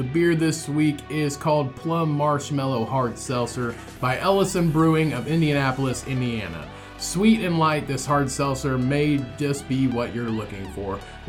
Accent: Liverpool, North West England, United Kingdom; I grew up in Liverpool.

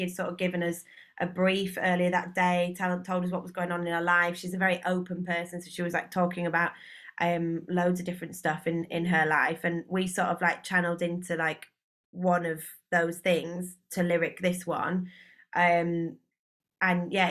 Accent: Leeds, Yorkshire and the Humber, United Kingdom; now in London, United Kingdom; I'm from Leeds originally, but I now live in London.

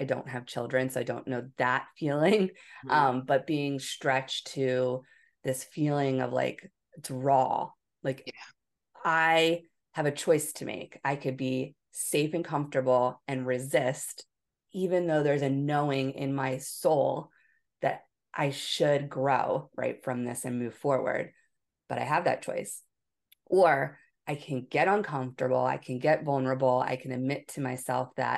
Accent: Philadelphia, Pennsylvania, United States; moved away as an adult; also born or lived in Hawaii; I was from Philadelphia

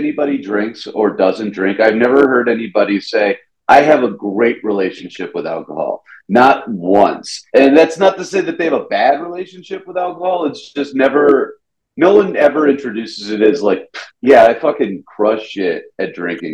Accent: Atlanta, Georgia, United States; accent: Southern; moved away as an adult; now in New York, United States; I'm from Atlanta, right? And I started drinking in Atlanta

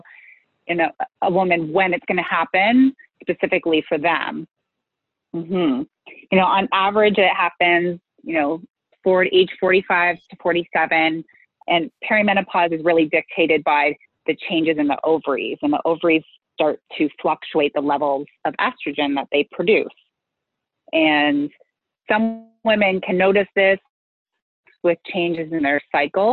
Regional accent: Canada; also born or lived in Western New York; I am from Canada, though, and live in Toronto with my two boys who are 10 and 12.

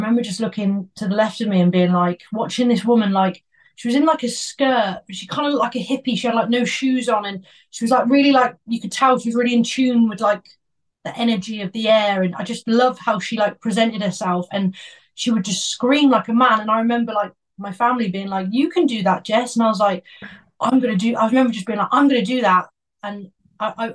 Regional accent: Worcester, West Midlands, United Kingdom; I'm from Worcester, like a little place called Worcester

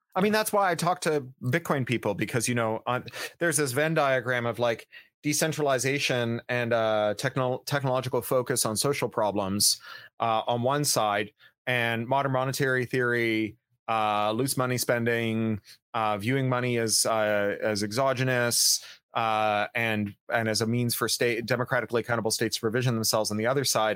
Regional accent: Canada; I am a Canadian

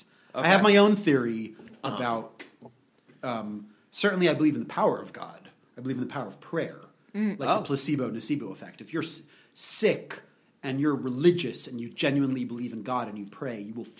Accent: New York, United States; Modern Orthodox, which is a very weird concept.

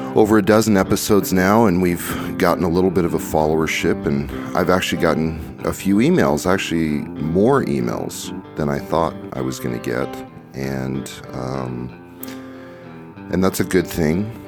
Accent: Kaysville, Utah, United States; in my town there where I grew up in Kaysville, Utah

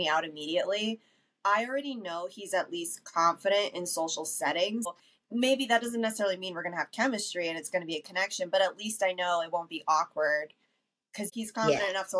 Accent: New York City, New York, United States; moved away as an adult; also born or lived in Westchester, New York; now in Denver, United States; I grew up in the Bronx.

